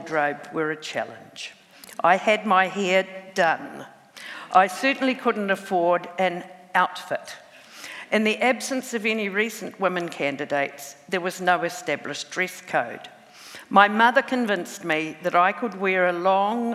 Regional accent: Huntly, Waikato, New Zealand; my hometown of Huntley

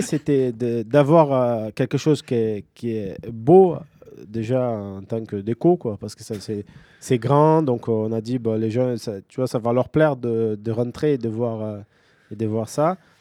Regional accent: São Paulo, Brazil; now in Toulouse, France; je viens de São Paulo, c'est une, une ville bah, gigantesque.

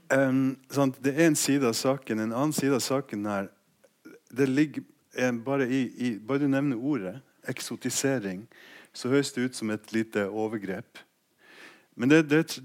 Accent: Finnmark, Norway; jeg kommer fra Finnmark

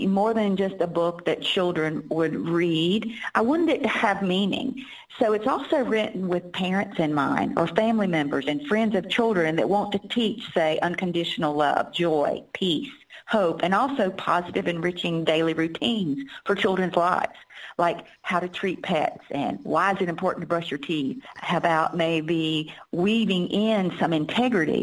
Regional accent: Durham, North Carolina, United States; my hometown in Durham, North Carolina

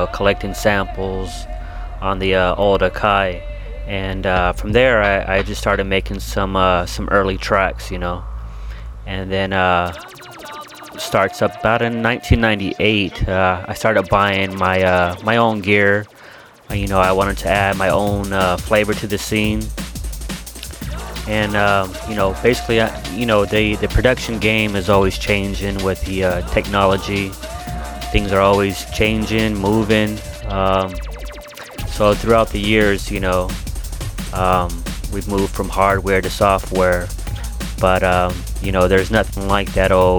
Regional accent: Palmdale, California, United States; moved away as an adult; now in Anaheim, United States; I'm originally from Palmdale. It's a town outside

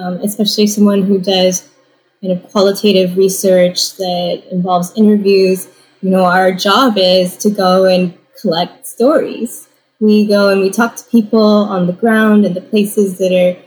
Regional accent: California, United States; also born or lived in Indiana; now in Kent, United States; I'm a child of Taiwanese immigrants who met in Indiana, and so that's where I was born, and then I grew up in California

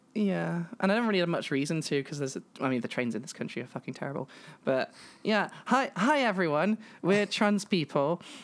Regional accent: England, United Kingdom; I'm a British trans woman from Britain and England, and that sort of thing, that general area

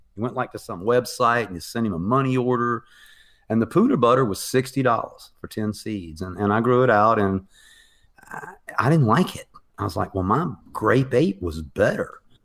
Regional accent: the South, United States; I come from the South where, um, cannabis was very prohibited

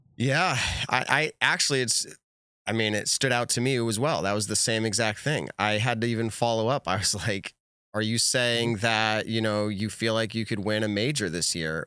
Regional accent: New England, United States; I'm also from New England

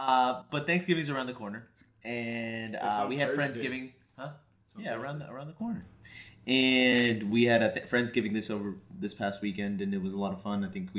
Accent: United States; I'm American.

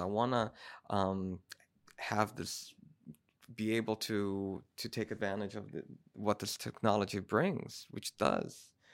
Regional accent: Brazil; I'm from Brazil

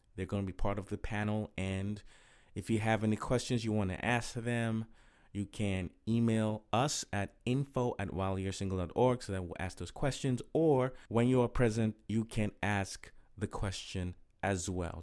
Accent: Nigeria; moved away as an adult; also born or lived in Inglewood, California / Okrika, Rivers State, Nigeria; my parents moved back to Nigeria, and, uh, I was raised there for nineteen years.

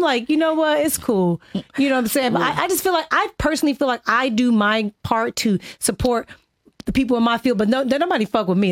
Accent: Inglewood, California, United States; I'm from Inglewood, California

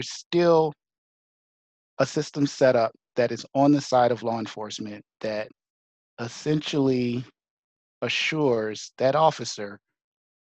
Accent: United States; as an American, as a Black man

